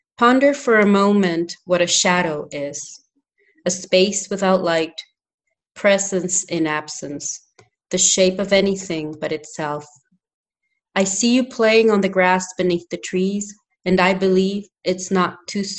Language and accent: English; Honduras; English is a second language; moved away; also born or lived in New Hampshire, United States; I'm from Honduras